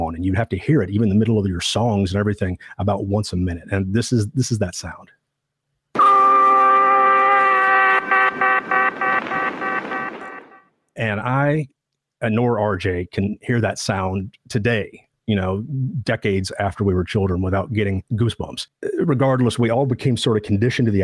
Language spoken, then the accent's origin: English; Southwest Missouri, United States; I grew up in Southwest Missouri